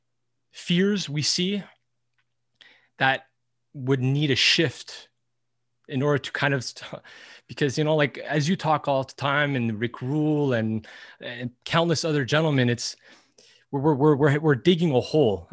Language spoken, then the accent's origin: English; Montreal, Quebec, Canada; we're in Canada, we're from Montreal